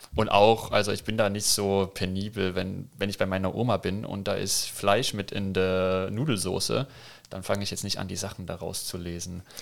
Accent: Chemnitz, Saxony, Germany; moved away as an adult; also born or lived in Heidelberg; now in Kandel, Germany; Chemnitz geboren, groß geworden, aufgewachsen, bis ich 20 war.

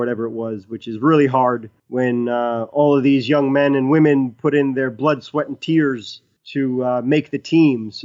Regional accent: New York City, New York, United States; accent: Brooklyn; my Brooklyn accent

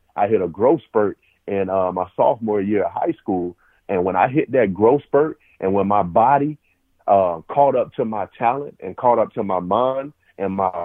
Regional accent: Phenix City, Alabama, United States; moved away as an adult; also born or lived in Ohio; I'm from Phenix City, Alabama, a small town

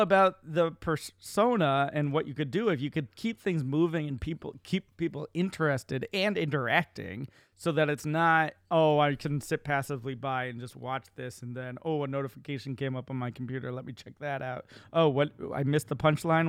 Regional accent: Central Massachusetts, United States; my hometown in Central Mass

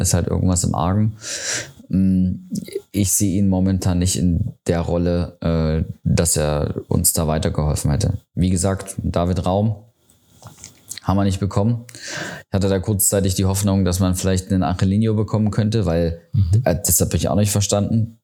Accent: Riesa, Saxony, Germany; aus meiner Heimatstadt, aus Riesa

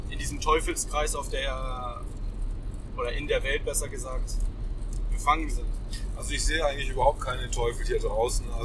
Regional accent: Swabia, Germany; Als Schwabe würde ich sagen

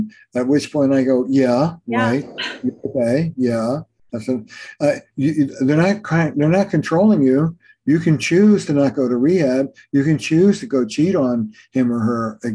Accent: Camden, New Jersey, United States; I grew up in Camden, New Jersey

